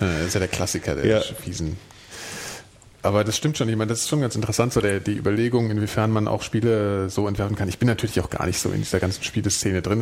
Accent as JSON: {"language": "German", "town": "Frankfurt am Main", "region": "Hesse", "country": "Germany"}